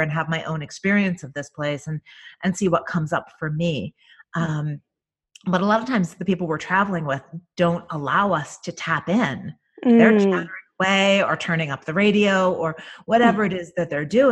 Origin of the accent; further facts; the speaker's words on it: Northeast, United States; also born or lived in Ireland; I was raised in the Northeast